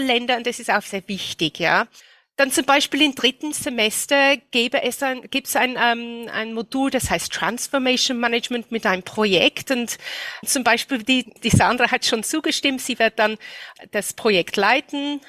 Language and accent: German; United Kingdom; German is a second language; moved away as an adult; now in Austria; ich komme aus Großbritannien